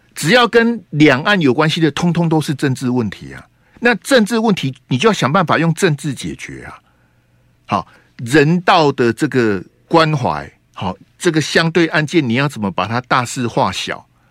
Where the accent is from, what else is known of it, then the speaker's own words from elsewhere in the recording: Taiwan; 假设今天溺毙的是我们台湾人